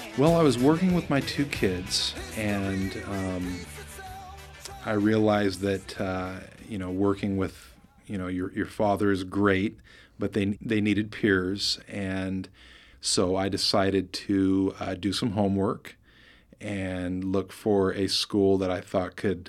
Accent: Oregon, United States; also born or lived in Bay Area, California; We, we moved up from the Bay Area and uh, having uh, biracial parents at that time was not uh, a very popular thing in Oregon.

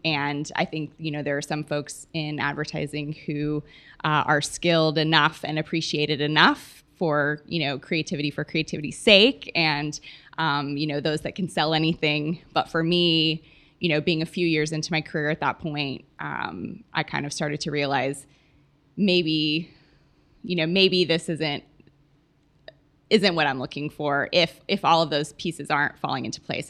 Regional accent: Oklahoma, United States; moved away as an adult; now in Texas, United States; I'm from Oklahoma originally. I've been in Texas, um, for about nine years now, plus four years from college

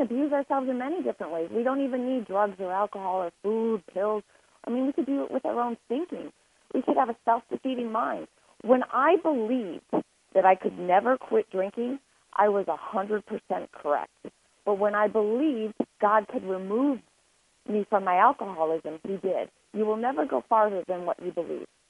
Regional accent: Lake Forest, Illinois, United States; also born or lived in Boston; I was born and raised in Lake Forest, Illinois. It is north of Chicago.

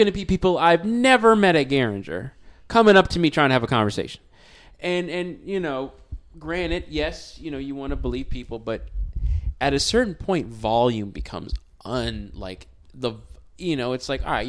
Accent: United States; as an American

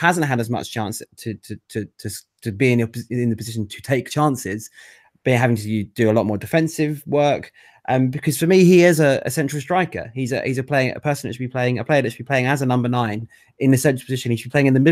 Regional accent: Manchester, North West England, United Kingdom; accent: thick Mancunian; as you can tell by my thick Mancunian accent

